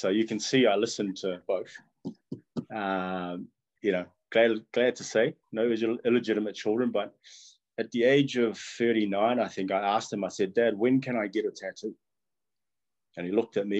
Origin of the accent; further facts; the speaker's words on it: Wellington, New Zealand; first language Tongan; English is a second language; also born or lived in Tonga / Nomuka, Ha'apai, Tonga; that was 20 years growing up in Wellington.